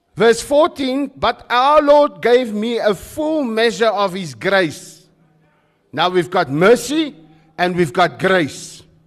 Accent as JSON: {"language": "English", "town": "Krugersdorp", "region": "Gauteng", "country": "South Africa", "tie": "born or raised there", "moved": "yes", "lives_now": "George, South Africa", "said": "Where I grew up in the West in, in, in, in, in, in the West, in Krugersdorp, it was about survival."}